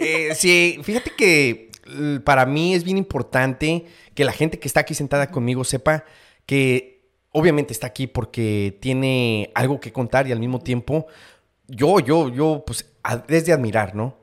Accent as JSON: {"language": "Spanish", "country": "Mexico", "tie": "born or raised there", "moved": "yes", "lives_now": "United States", "said": "yo nazco en México"}